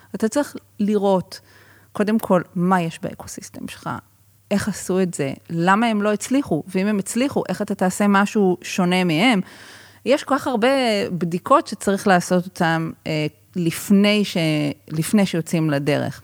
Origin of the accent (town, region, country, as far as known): Israel